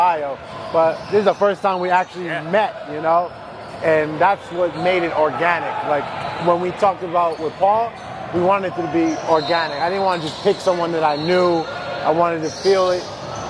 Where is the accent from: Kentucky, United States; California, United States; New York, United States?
New York, United States; Westchester; I'm from Westchester, New York